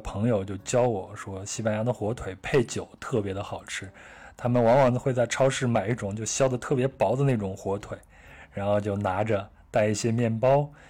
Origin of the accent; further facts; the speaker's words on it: China; 你看我们中国人叫粉，它和那个 “fo” 的发音就类似嘛。